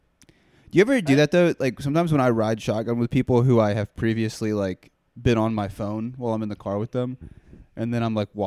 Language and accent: English; Pacific Northwest, United States; I'm from the Pacific Northwest.